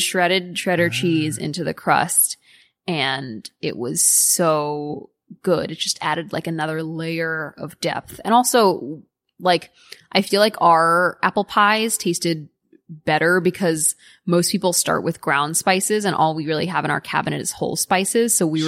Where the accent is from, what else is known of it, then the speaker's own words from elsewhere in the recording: United States; being an American kid